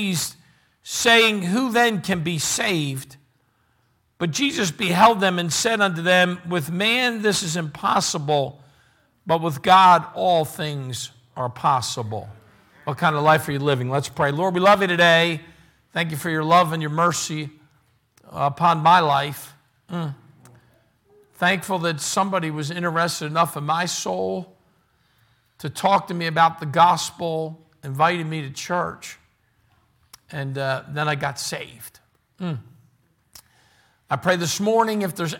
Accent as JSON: {"language": "English", "town": "Philadelphia", "region": "Pennsylvania", "country": "United States", "tie": "born or raised there", "said": "I was born and raised in Philly, in Bridesburg area"}